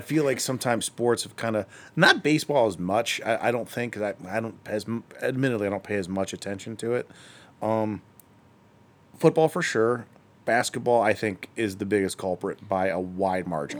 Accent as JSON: {"language": "English", "town": "Akron", "region": "Ohio", "country": "United States", "said": "I'm from Akron"}